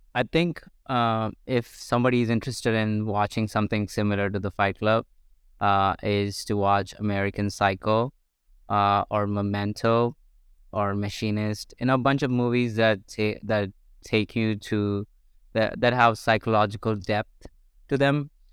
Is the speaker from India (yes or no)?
yes; India; moved away as an adult; I grew up in India for 21 years of my life until I was 21